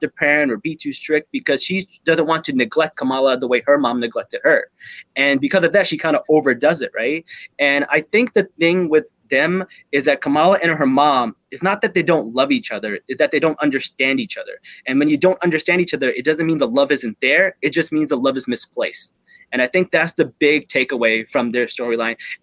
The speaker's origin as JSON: {"language": "English", "country": "Pakistan", "said": "as a Pakistani"}